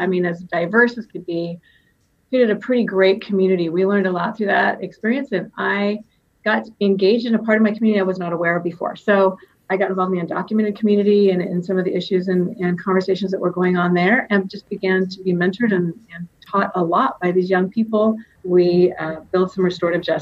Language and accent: English; Reedley, California, United States; I come from Reedley, California. And if you're from Reedley, you know that we say Reedley, California. And I grew up there.